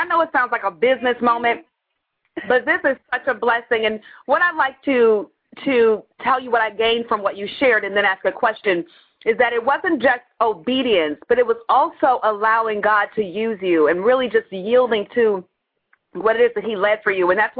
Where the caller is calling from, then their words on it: Baltimore, Maryland, United States; calling from Baltimore, Maryland.